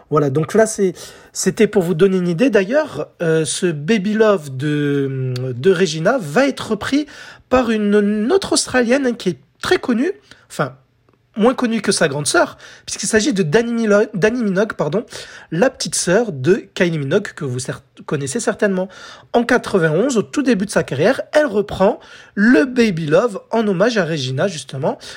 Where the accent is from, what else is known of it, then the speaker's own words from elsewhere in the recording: France; à la radio, chez nous en France, ce titre passait